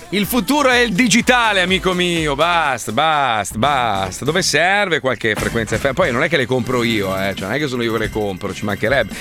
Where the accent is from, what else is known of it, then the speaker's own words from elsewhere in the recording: Italy; moved away as an adult; now in Miami, United States; in Italia, sul territorio italiano, che è E anche il mio paese